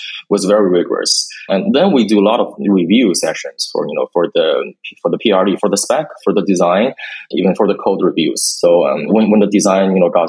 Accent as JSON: {"language": "English", "country": "China", "tie": "born or raised there", "also_born_or_lived": "United States", "moved": "as an adult", "said": "I was born and raised in China, and then I went to the U.S. for college"}